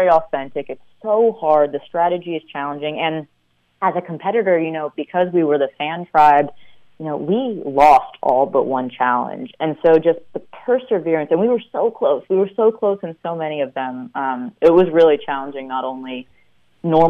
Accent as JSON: {"language": "English", "region": "New York", "country": "United States", "also_born_or_lived": "Stanford, California", "moved": "as an adult", "said": "Even though I'm from New York, I now can't do winter very well."}